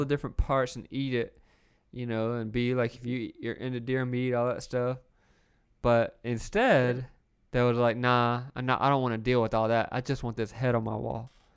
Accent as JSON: {"language": "English", "region": "the South", "country": "United States", "tie": "born or raised there", "said": "I grew up in the South"}